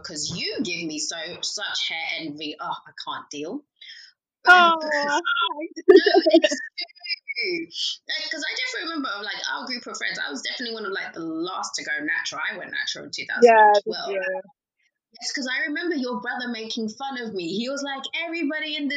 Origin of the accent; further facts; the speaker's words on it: Chelmsford, East of England, United Kingdom; also born or lived in London; I grew up in Essex